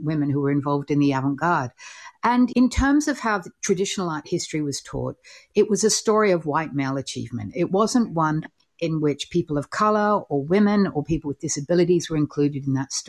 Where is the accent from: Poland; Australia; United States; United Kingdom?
Australia; I'm Australian